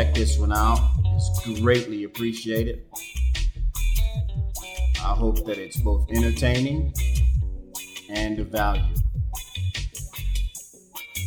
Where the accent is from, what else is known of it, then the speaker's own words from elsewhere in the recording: Jacksonville, Florida, United States; moved away as an adult; now in Panama; I am originally from Jacksonville, Florida